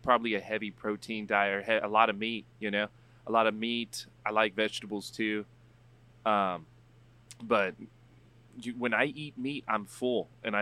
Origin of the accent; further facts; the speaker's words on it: San Antonio, Texas, United States; moved away as an adult; now in Oregon, United States; born and raised in San Antonio, went to college, came back, did real estate for about 4 years here